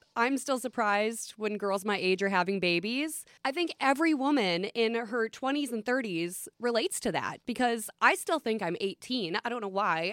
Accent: Minnesota, United States; I am from Flatland, Minnesota

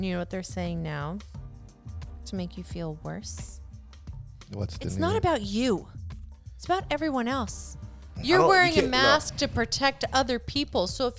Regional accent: Hawaii, United States; I grew up in Hawaii

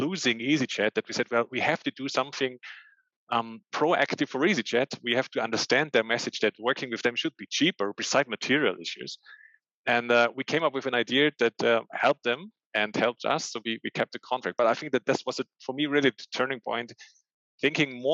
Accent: Austria; I'm born and raised in Austria

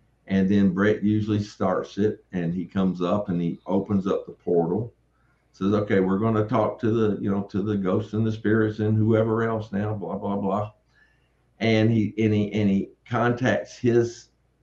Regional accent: Tennessee, United States; I'm from Tennessee

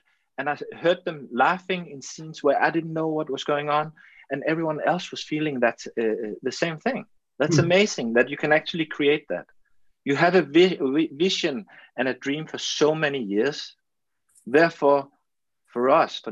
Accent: Denmark; English is a second language; I'm from Denmark, we are a small country, we have our own language, but no one speaks Danish. So of course I have to learn English

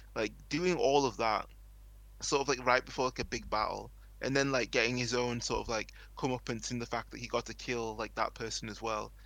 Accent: England, United Kingdom; here in England

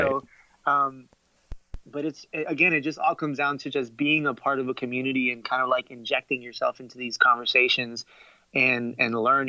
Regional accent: Miami, Florida, United States; moved away as an adult; now in Atlanta, United States; I live in Atlanta now, and I'm from Miami. You know, that's where I grew up and stuff. Right. And I've been in Atlanta now for the last year. And it's been a bit of a culture shock in the sense that the community I grew up in or the city I grew up in is very Caribbean.

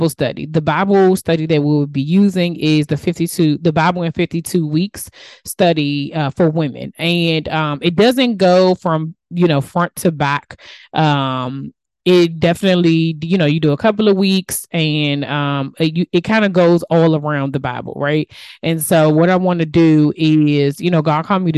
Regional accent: United States; accent: DMV; my DMV accent

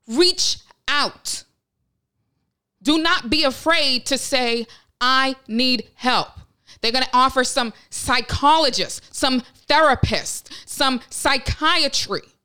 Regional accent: Westlake, Ohio, United States; I was born in Westlake, Ohio

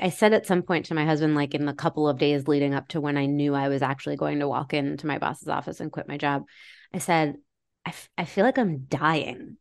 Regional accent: Maine, United States; I grew up in Maine

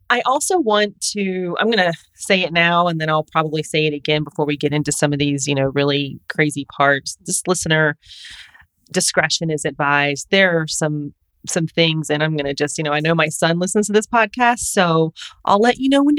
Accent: Jacksonville, Florida, United States; moved away; I'm not technically from St. Augustine, but I was born in Jacksonville and lived all over Florida.

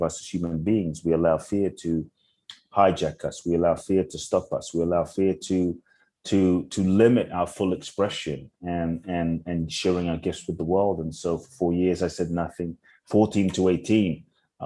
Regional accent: London, United Kingdom; also born or lived in Ghana; I grew up in London

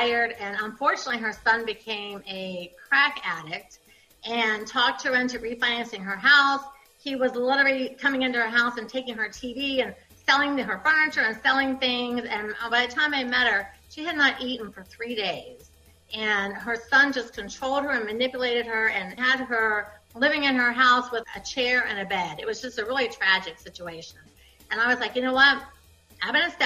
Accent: Ohio, United States; I was raised in Ohio

